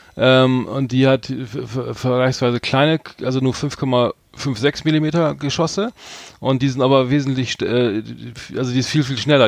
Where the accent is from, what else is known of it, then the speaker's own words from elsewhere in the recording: Bremen, Germany; wir beide sind ja gebürtige Bremer